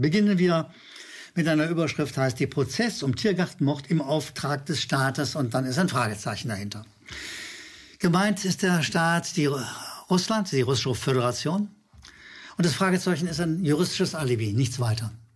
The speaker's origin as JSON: {"language": "German", "region": "Berlin", "country": "Germany", "said": "als Berliner"}